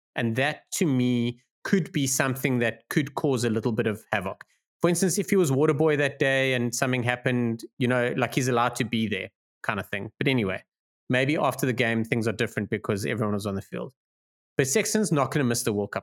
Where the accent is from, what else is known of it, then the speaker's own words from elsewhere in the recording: South Africa; as a South African